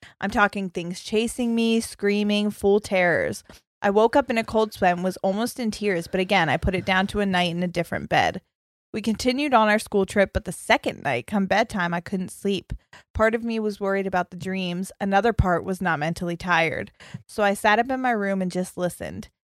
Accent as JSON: {"language": "English", "region": "Western Australia", "country": "Australia", "said": "I'm from Western Australia, and I'm Indigenous."}